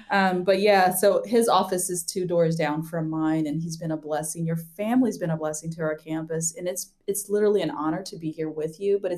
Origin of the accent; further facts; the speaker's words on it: Amazonas, Brazil; I grew up Amazon like Amazon rainforest of Brazil. So I was blessed with dual citizenship from an American dad and a Brazilian mom.